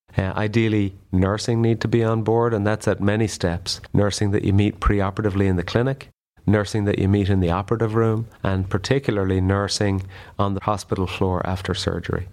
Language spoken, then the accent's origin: English; Ireland; moved away as an adult; now in United States; I'm an Irish colorectal surgeon who came to the U S for a year, about twenty years ago, and I, I'm still here.